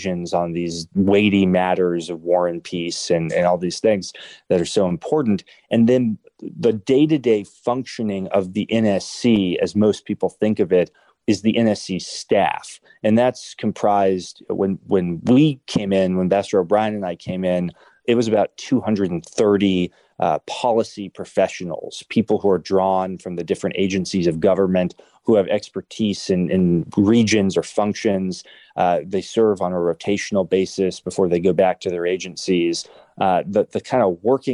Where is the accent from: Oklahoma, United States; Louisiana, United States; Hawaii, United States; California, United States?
Oklahoma, United States; moved away; growing up in Oklahoma